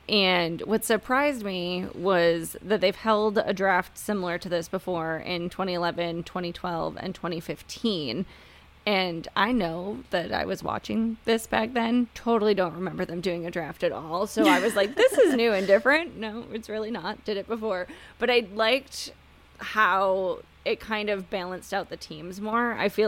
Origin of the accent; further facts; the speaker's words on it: outside of Detroit, Michigan, United States; now in Tampa Bay area, United States; I grew up outside of Detroit, so I'm a big Red Wings fan, and I live in the Tampa Bay area now